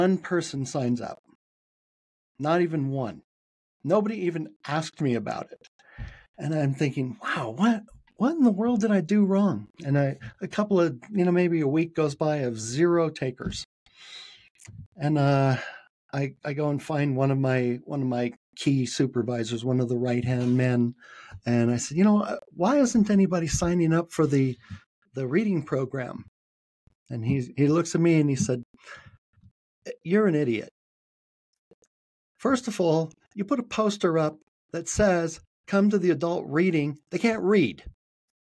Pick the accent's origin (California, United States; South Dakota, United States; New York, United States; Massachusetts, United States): California, United States; San Francisco; moved away as an adult; now in Salt Lake City, United States; I was born and raised in San Francisco. That was the first time I moved away.